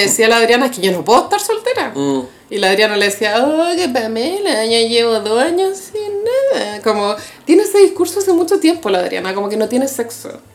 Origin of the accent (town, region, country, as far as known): Chile